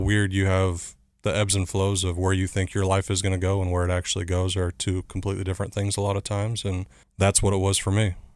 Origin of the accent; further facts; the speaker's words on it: Chandler, Arizona, United States; moved away; also born or lived in Southern California; I grew up in a small town, Chandler, Arizona, just outside Phoenix.